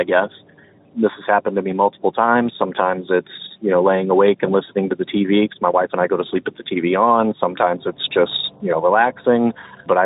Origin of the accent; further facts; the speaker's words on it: Ohio, United States; I'm from Ohio